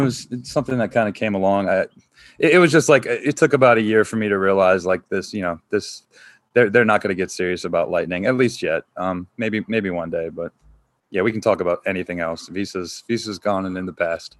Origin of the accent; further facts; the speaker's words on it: North Carolina, United States; moved away as an adult; I grew up in North Carolina, so I think, like, still got a lot of, like, the Southern roots in me